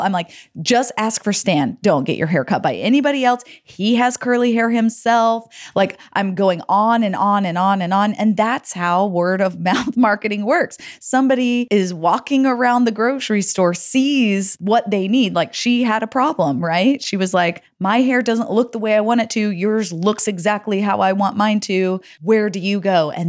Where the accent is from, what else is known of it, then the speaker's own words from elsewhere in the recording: United States; moved away; also born or lived in Texas / Arizona; We never had Burgervilles in Texas and Arizona where I grew up.